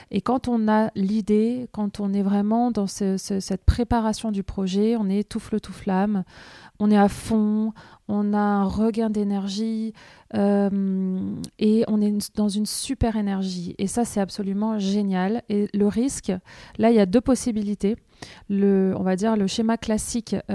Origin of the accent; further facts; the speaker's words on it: Caen, Normandy, France; Hello Sandra … je viens de Caen, je suis graphiste illustratrice.